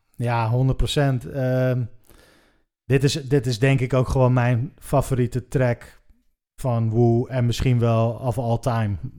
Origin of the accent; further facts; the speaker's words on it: Haarlem, North Holland, Netherlands; wij komen alle drie uit Haarlem